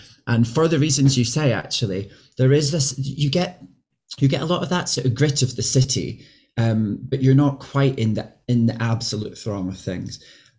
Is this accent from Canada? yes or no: no; Glasgow, Scotland, United Kingdom; now in London, United Kingdom; I'm from Glasgow